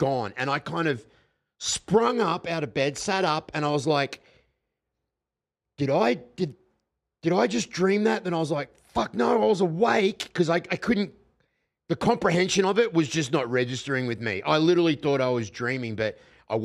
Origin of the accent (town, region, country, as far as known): Australia